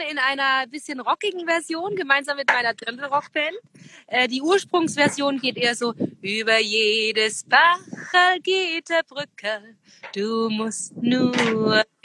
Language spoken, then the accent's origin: German; Saxony, Germany; Ich liebe meine Heimat, das Vogtland, weil wirklich, erstens mal ist es eben äh, sehr traditionsreich